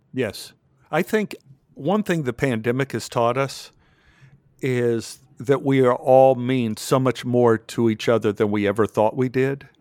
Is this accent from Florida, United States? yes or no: no; Texas, United States; I grew up in Texas